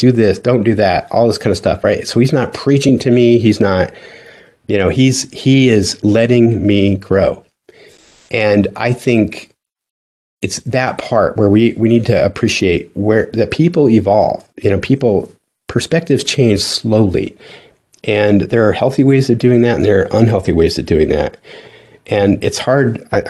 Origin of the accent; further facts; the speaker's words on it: the West, United States; now in US South; so I grew up in the West, and I came over here to the South because of the Navy.